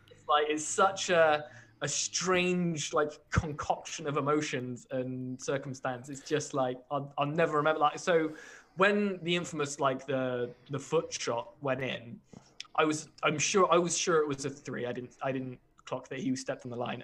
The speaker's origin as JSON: {"language": "English", "country": "United Kingdom", "said": "as a British fan of an American sport"}